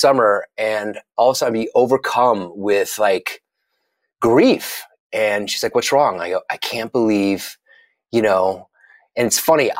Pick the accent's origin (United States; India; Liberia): United States; Tampa, Florida; moved away as an adult; now in New York, United States; I was from Tampa